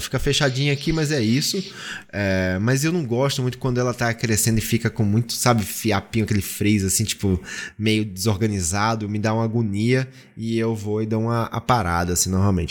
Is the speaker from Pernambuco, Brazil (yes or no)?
yes; Pernambuco, Brazil; na minha terra